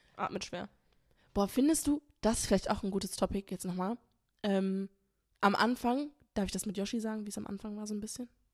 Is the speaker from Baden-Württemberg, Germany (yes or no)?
no; Essen, North Rhine-Westphalia, Germany; wir kommen aus Essen